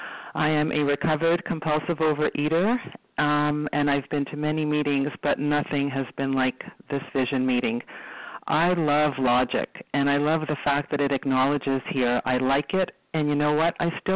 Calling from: Toronto, Ontario, Canada; I'm calling from Toronto, Ontario.

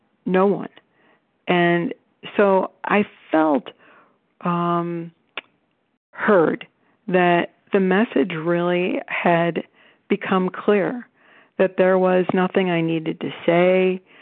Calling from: Cleveland, Ohio, United States; I'm calling from Cleveland, Ohio.

